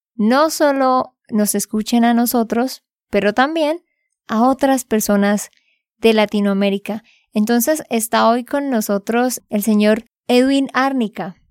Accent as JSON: {"language": "Spanish", "region": "Santander", "country": "Colombia", "said": "de Santander, Colombia"}